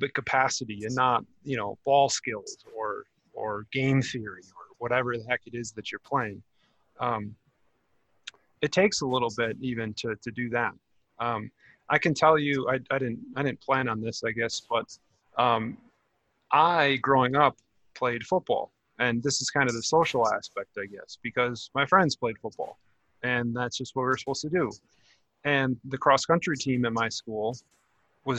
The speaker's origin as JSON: {"language": "English", "region": "Wisconsin", "country": "United States", "tie": "born or raised there", "said": "growing up in a small town, you know, there is no rock climbing. It was in Wisconsin"}